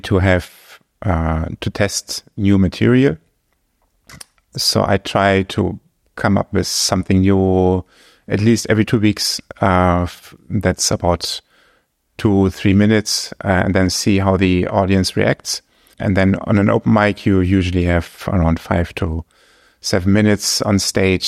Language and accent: English; Germany; English is a second language; moved away as an adult; now in Luxembourg; my home country, Germany